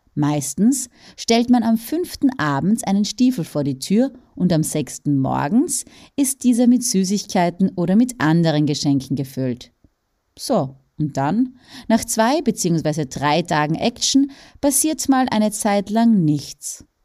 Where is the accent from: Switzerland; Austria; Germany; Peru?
Austria; bei uns in Österreich